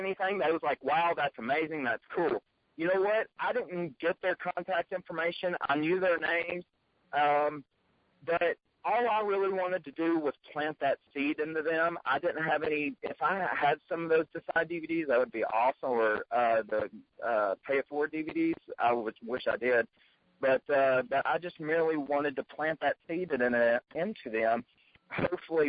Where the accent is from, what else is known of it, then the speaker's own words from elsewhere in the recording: Tennessee, United States; I'm from Tennessee. I'm just, yeah, I know. Can't you tell the accent?